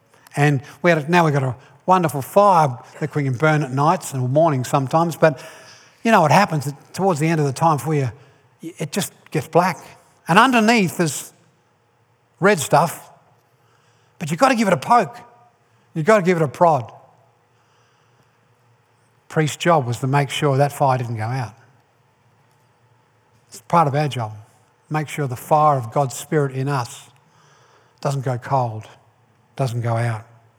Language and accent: English; Ireland; I'm Irish. I was born in Ireland.